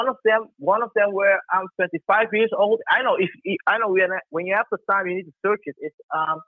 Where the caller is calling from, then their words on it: Netherlands; I'm calling from the Netherlands, by the way.